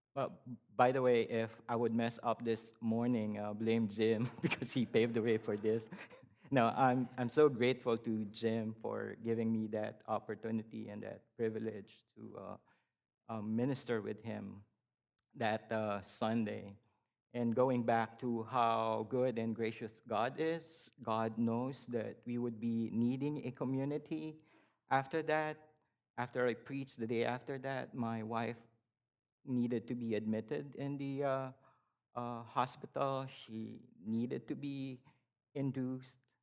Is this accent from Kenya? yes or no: no; Philippines; moved away as an adult; I was born and raised in the Philippines.